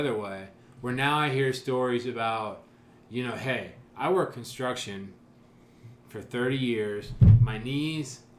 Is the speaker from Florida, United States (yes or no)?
no; Marion, Ohio, United States; growing up in Marion